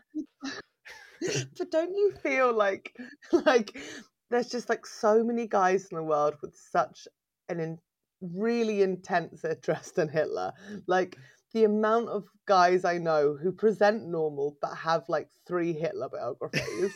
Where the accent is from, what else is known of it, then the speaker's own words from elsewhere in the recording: England, United Kingdom; also born or lived in Berlin, Germany; I'm from England